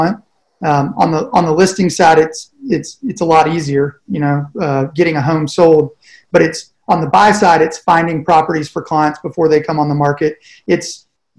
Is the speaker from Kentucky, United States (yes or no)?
no; Nashville, Tennessee, United States; I'm originally from Nashville, Tennessee